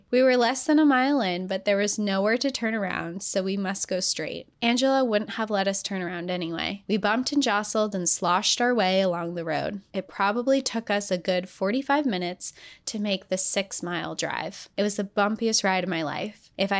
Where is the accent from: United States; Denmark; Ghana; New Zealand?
United States; California; moved away as an adult; I grew up in Southern California, but have lived in Iowa for the last 17 years, so I knew dirt, gravel, and unpaved roads.